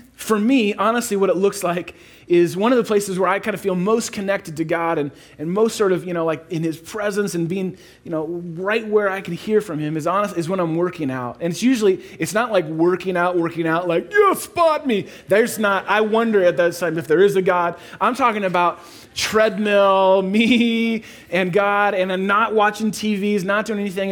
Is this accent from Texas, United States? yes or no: no; Chicago, Illinois, United States; moved away as an adult; also born or lived in Atlanta; We're from Chicago